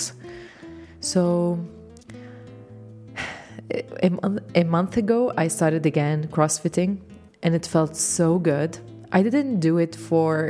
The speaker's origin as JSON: {"language": "English", "country": "Lebanon", "second_language": "English", "said": "I am Lebanese, so English is my second language."}